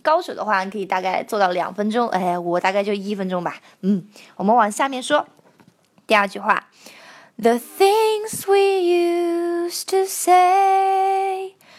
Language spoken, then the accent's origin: Chinese; China; 这跟我们中国人说 I love you 的那个 I 是一样的